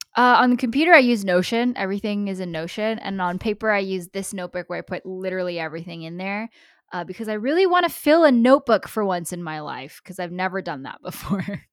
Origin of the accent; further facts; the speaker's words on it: United States; I'm American